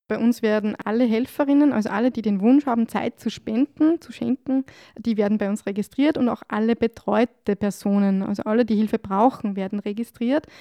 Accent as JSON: {"language": "German", "region": "Upper Austria", "country": "Austria", "moved": "as an adult", "lives_now": "Salzburg, Austria", "said": "ich komme ursprünglich aus Oberösterreich"}